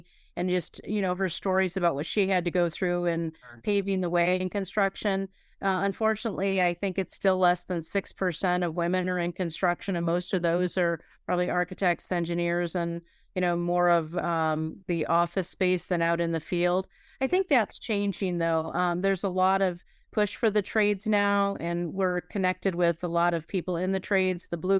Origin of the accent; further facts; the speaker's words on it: Pennsylvania, United States; And the rest of my life, I grew up in Pennsylvania, northwestern Pennsylvania.